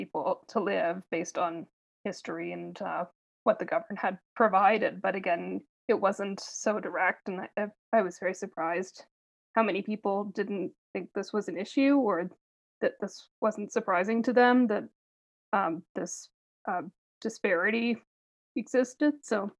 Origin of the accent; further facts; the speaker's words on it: Nova Scotia, Canada; moved away as an adult; now in Calgary, Canada; Growing up in the Maritimes, particularly Nova Scotia